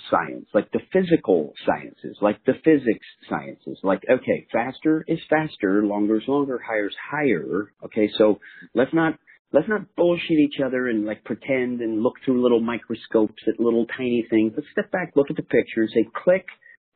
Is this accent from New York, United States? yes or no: no; New Jersey, United States; I'm a kid from New Jersey